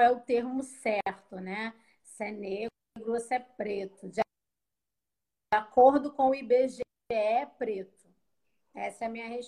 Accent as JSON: {"language": "Portuguese", "region": "Rio de Janeiro", "country": "Brazil", "said": "Eu sou do Rio de Janeiro, né? Falo aqui do subúrbio do Rio de Janeiro."}